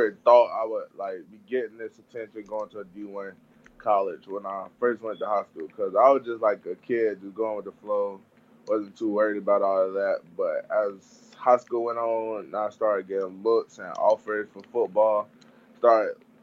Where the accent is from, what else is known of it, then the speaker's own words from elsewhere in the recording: Salisbury, North Carolina, United States; I grew up in Salisbury, not a big, like, little town, city. But, yeah, that's where I'm from